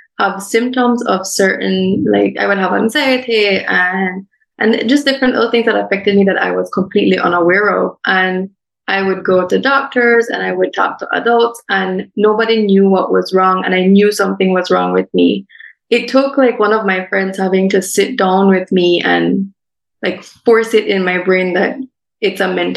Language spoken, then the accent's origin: English; Belize City, Belize District, Belize; 21 years old, born and raised in Belize City.